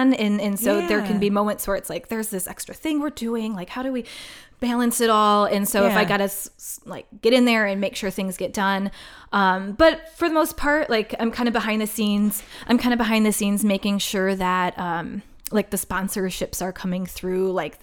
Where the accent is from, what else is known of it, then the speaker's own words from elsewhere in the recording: Wisconsin, United States; I'm from Wisconsin